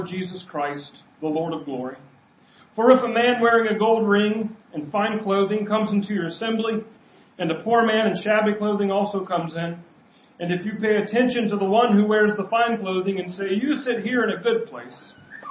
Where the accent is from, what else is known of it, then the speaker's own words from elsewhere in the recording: United States; I grew up in Kamiak